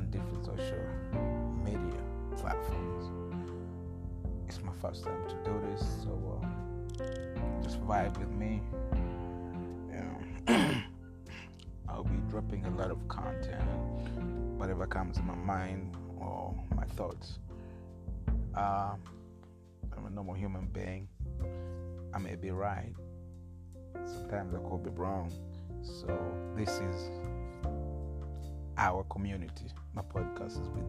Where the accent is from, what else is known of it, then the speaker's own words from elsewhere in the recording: Masindi, Western Region, Uganda; I was born in Uganda, in a small village called Masindi